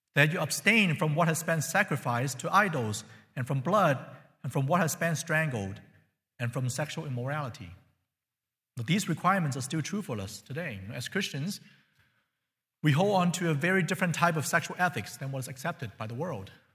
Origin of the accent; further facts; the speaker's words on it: China; now in United States; I'm from China.